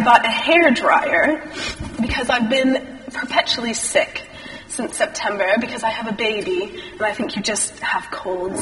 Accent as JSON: {"language": "English", "region": "Texas", "country": "United States", "tie": "born or raised there", "also_born_or_lived": "Chicago", "moved": "as an adult", "lives_now": "United Kingdom", "said": "I am American, if you hadn't guessed that. I grew up in a little tiny town in Texas"}